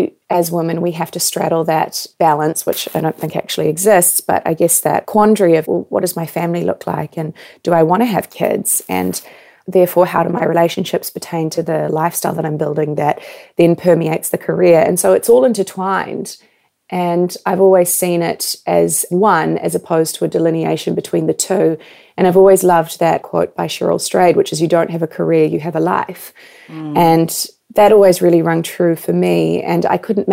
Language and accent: English; New Zealand; moved away as an adult; also born or lived in Canada / New York; I was born and raised in New Zealand